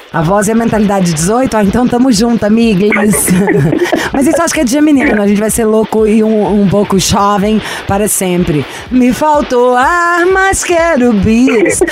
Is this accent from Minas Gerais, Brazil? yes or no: yes; Belo Horizonte, Minas Gerais, Brazil; eu sou de Belo Horizonte